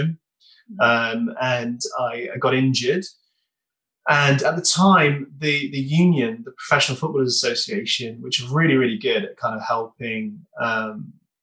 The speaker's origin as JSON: {"language": "English", "town": "Tavistock", "region": "South West England", "country": "United Kingdom", "tie": "born or raised there", "moved": "yes", "lives_now": "London, United Kingdom", "said": "I grew up in Tavistock."}